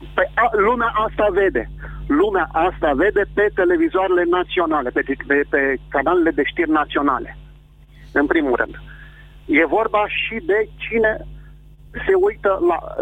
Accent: Vrancea County, Romania; sunt din Vrancea

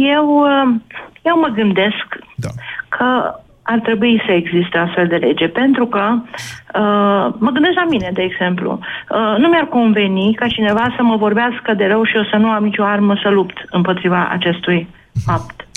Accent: Romania; suntem români

